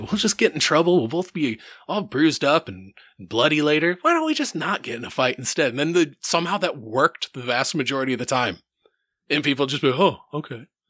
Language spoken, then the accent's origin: English; Center Point, Iowa, United States; I grew up in Center Point, which is like a tiny little fucking small town.